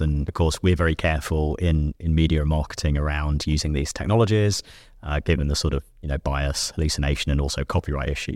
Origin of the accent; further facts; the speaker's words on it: United Kingdom; I'm a Brit.